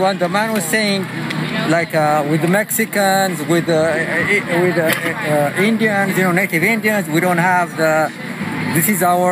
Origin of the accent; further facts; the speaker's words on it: Ethiopia; now in United States; I'm originally from Ethiopia